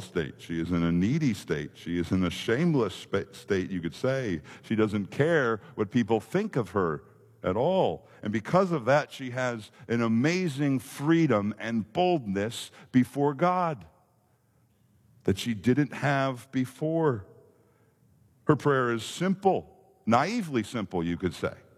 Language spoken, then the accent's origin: English; Minnesota, United States; moved away; growing up in Minnesota, we didn't have a lot of the impressive amusement parks